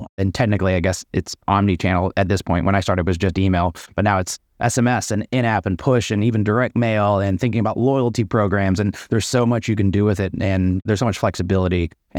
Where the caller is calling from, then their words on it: Brooklyn, New York, United States; I'm in Brooklyn, New York.